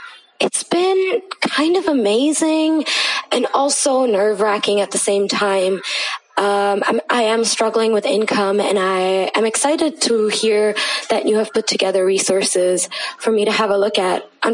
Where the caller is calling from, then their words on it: Mumbai, Maharashtra, India; I am recording currently from Mumbai, India.